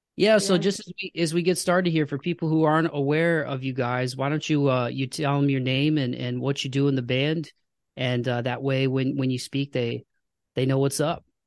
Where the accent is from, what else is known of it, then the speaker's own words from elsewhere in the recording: United States; as an American